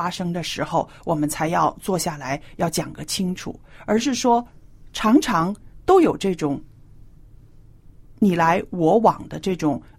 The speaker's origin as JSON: {"language": "Chinese", "country": "China", "said": "我觉得啊，这方面呢，我们中国人是特别要注意的。"}